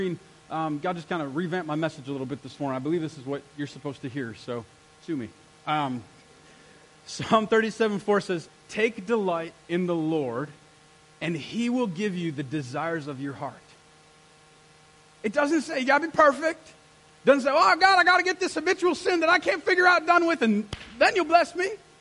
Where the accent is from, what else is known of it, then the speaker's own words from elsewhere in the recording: United States; I'm an American